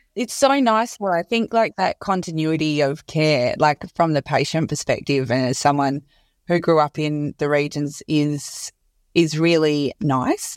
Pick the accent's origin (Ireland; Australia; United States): Australia; Perth, Western Australia; moved away; also born or lived in Sydney; I'm from Perth and I moved to Surrey Hills initially and then went to Bondi as well